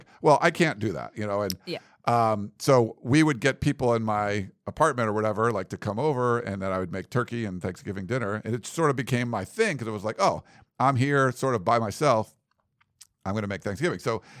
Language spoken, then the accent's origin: English; Massachusetts, United States; moved away as an adult; now in Los Angeles, United States; I came here from Massachusetts. To L.A. And I had never even been to California when I came to USC. Like, I'd never been west of the Mississippi.